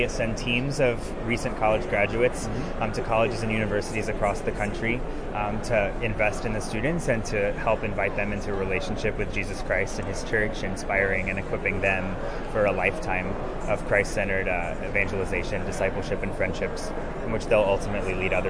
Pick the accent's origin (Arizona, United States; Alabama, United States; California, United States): Alabama, United States; I am from Alabama. I serve in North Carolina as a focus missionary.